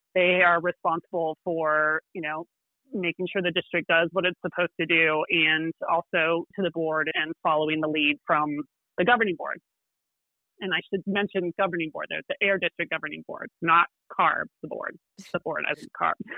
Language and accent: English; Illinois, United States; moved away as an adult; now in California, United States; I am not a native Californian. I, I've been here for 20 years, but I grew up in Illinois